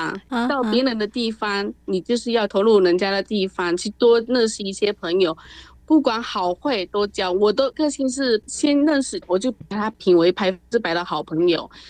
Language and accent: Chinese; China; now in Taiwan; 我觉得哈，像我们大陆那边，他现在就是很喜欢未来的东西。